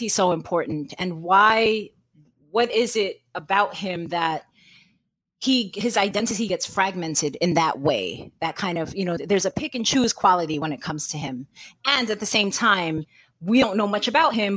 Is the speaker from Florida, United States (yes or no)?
no; New York City, New York, United States; a bookworm who was born and raised in New York City